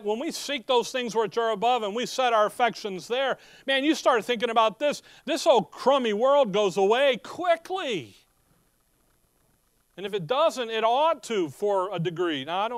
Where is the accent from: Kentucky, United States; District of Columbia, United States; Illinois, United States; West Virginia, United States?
Illinois, United States; Chicago; When growing up in Chicago, they have forest preserves throughout the city, so that the city people know what a tree and grass look like.